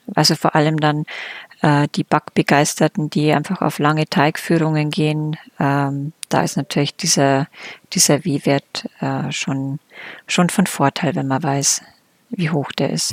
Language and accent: German; Germany; Bei uns in Deutschland